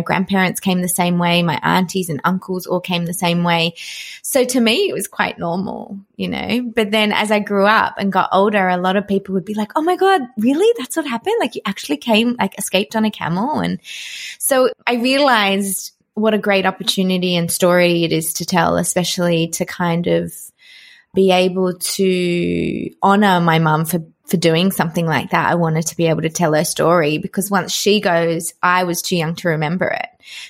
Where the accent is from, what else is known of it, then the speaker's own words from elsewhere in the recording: Adelaide, South Australia, Australia; And I grew up in Adelaide, so I was quite different.